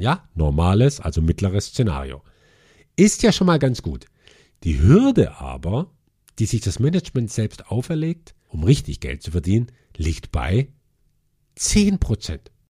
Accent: Germany; bei uns in Deutschland

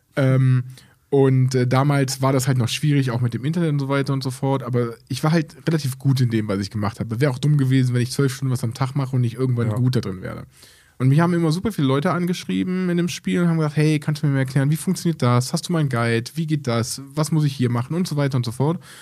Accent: Aachen, North Rhine-Westphalia, Germany; bei uns in Aachen

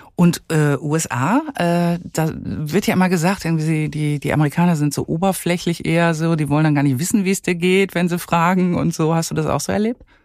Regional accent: Germany; hier bei uns in Deutschland

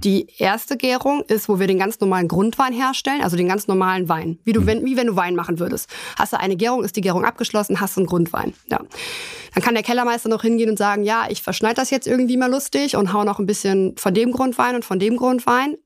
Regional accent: Germany; bei uns in Deutschland kennt man natürlich vornehmlich die Sektflöten

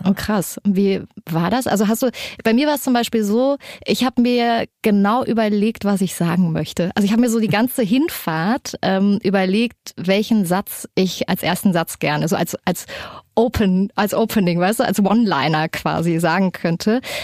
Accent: Erfurt, Thuringia, Germany; now in Hamburg, Germany; Ich bin in so einem Plattenbau groß geworden in Erfurt, in so einer ziemlich heftigen Gegend

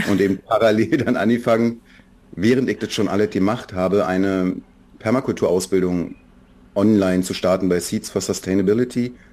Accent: Berlin, Germany; Für mich als Berliner, ich bin Berliner immer gewesen, ich bin da geboren und wir hatten einen gewissen Zug zur Ostsee, auch schon zu Ostzeiten.

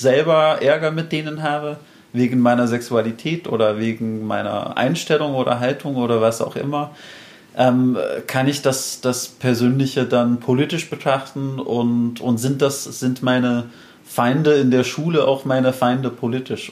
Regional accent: United States; moved away as an adult; now in Switzerland; diesem Land, äh, die, die meine Heimat ist

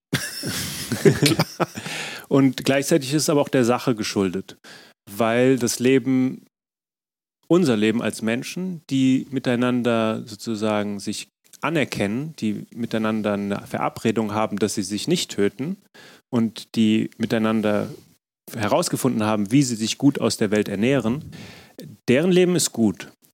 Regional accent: Frankfurt, Hesse, Germany; also born or lived in Berlin; zu Hause in Frankfurt, meiner Heimatstadt

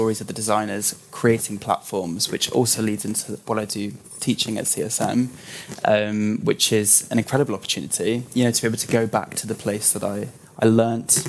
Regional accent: Leicestershire, East Midlands, United Kingdom; I'm half Czech and half English, but I grew up in the Midlands in Leicestershire in England

